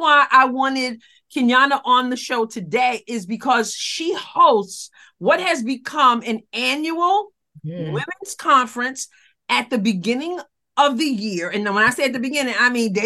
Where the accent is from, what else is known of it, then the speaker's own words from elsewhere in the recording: New York, United States; now in Missouri, United States; I'm in Missouri, but I'm from New York